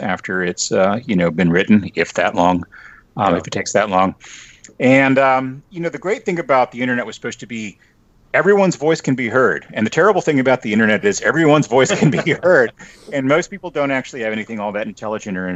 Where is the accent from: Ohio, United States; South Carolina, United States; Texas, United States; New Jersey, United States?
Texas, United States; Lubbock; moved away; also born or lived in New York; I grew up in Lubbock